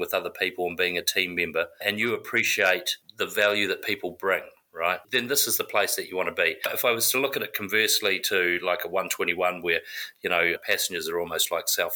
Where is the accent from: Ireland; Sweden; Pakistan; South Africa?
South Africa; also born or lived in South Island, New Zealand / Tumon Bay, Guam; now in United States; So I'm originally from New Zealand, South Island, but I grew up in South Africa